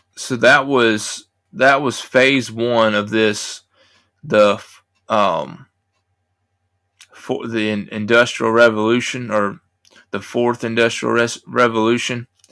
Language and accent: English; United States; I'm an American